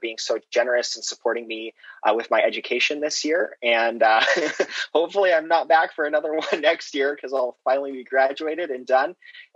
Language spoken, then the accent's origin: English; Boise, Idaho, United States; moved away as an adult; now in Boston, United States; I was born in Boise, Idaho, and I'm currently going to school in Boston, Massachusetts at MIT.